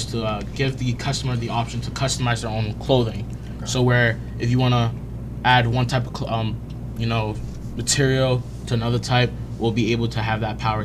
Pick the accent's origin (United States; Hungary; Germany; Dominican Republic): Dominican Republic; My part of culture, which I'm Dominican